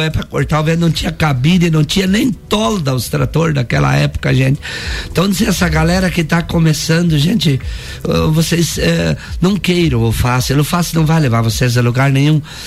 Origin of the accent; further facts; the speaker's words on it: Santa Catarina, Brazil; somos nós brasileiros e nós catarinenses, que somos um estado fantástico